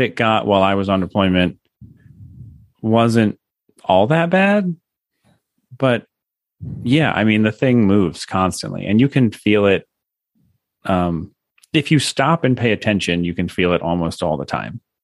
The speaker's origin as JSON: {"language": "English", "country": "United States", "moved": "as an adult", "lives_now": "Japan", "said": "I'm an American"}